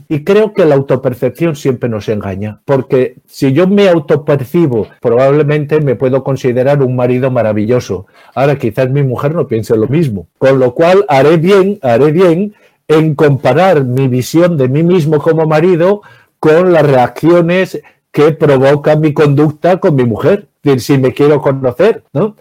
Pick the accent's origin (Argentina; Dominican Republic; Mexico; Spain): Spain; Navarre; yo soy de Navarra